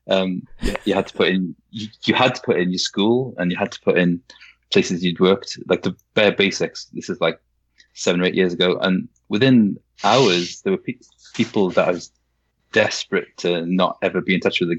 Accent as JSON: {"language": "English", "region": "Wales", "country": "United Kingdom", "tie": "born or raised there", "lives_now": "Yorkshire, United Kingdom", "said": "I'm Welsh. My parents both Welsh. I was brought up in Wales, but I live I live in Yorkshire, so I've had"}